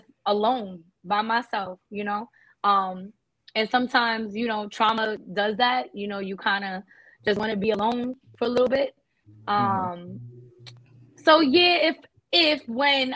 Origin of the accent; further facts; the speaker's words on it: New Jersey, United States; accent: Jersey New York; we're from Jersey. We have an accent.